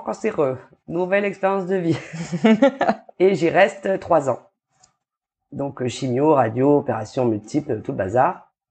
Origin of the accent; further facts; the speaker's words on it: New Caledonia; also born or lived in Dijon, France / Paris, France / Australia; je vis en Calédonie depuis mes 9 ans, je crois. Je suis née en France.